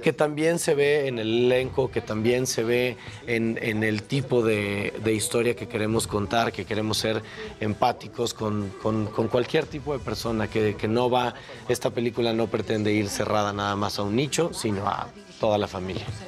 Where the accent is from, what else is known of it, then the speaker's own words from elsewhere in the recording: Mexico; nosotros como mexicanos creativos